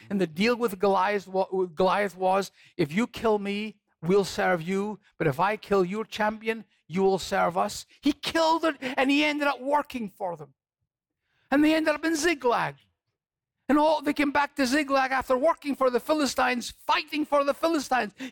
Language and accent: English; Scotland, United Kingdom; I'm from Scotland. Mm-hmm. and there are times when I get homesick for Scotland.